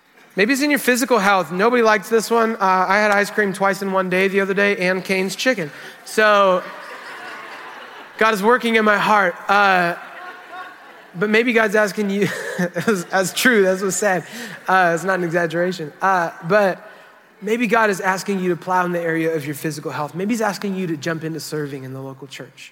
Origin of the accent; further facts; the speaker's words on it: United States; We're from America